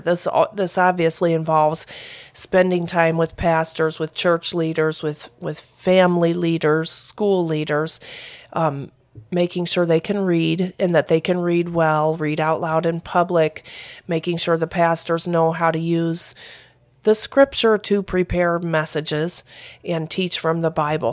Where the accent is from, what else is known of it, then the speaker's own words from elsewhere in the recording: Flatland, Ohio, United States; moved away as an adult; also born or lived in Peru; I am from Flatland, Ohio